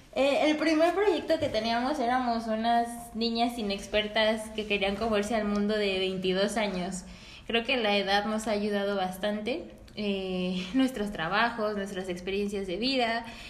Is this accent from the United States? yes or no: no; Mexico; somos orgullosamente mexicanas